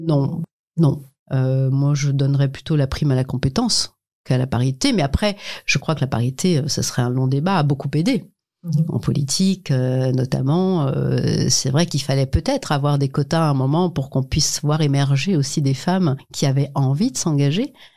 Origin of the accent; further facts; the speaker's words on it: Illzach, Grand Est, France; Je viens de, de, de Mulhouse, enfin d'Ilzac, plus précisément, d'un ce qu'on va appeler d'un quartier